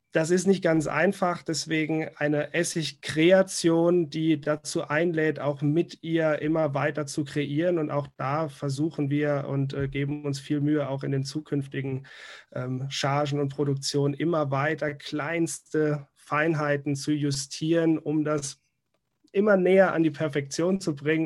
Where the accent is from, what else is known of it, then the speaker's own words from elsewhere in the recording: Rhineland-Palatinate, Germany; als Pfälzer äh, hier geboren und aufgewachsen